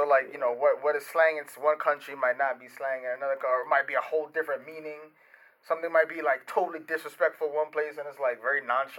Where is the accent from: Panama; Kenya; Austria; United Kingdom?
Panama; we're coming from Panama. That is a big, you know, the Caribbean influence. My grandparents are from, on one side of my family, from Jamaica, on the other side from Grenada. They went to Panama to build a canal.